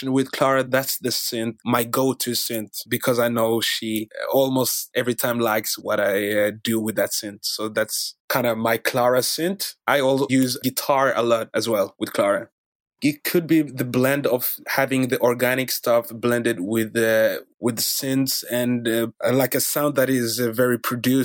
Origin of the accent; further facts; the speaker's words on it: Norway; also born or lived in Democratic Republic of the Congo; I'm basically from the Democratic Republic of Congo. Came to Norway when I was 4. I've been living in Norway since.